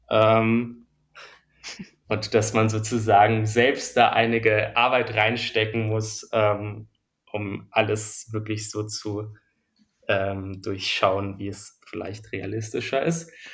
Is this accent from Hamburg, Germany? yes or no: no; Berlin, Germany; ich bin in, äh, in Mitte zur Schule gegangen und wohne auch noch immer hier